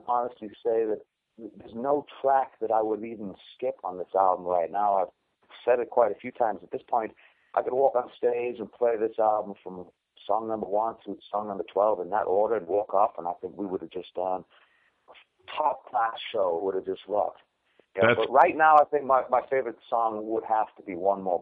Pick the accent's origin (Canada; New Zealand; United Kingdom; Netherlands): United Kingdom; Newcastle upon Tyne, North East England; now in United States; A place called Newcastle in England that's known only really for beer